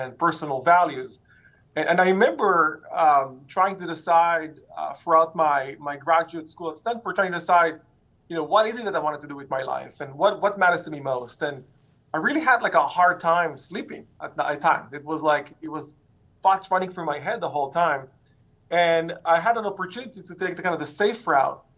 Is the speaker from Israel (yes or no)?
yes; Israel; moved away; I grew up in Israel